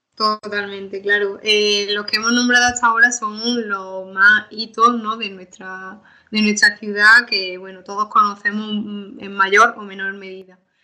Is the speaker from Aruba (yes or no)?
no; Málaga, Andalusia, Spain; nuestra ciudad